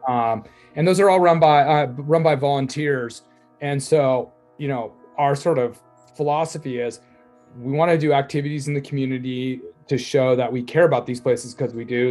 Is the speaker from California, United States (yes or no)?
yes; Laguna Beach, California, United States; I'm from Laguna Beach, California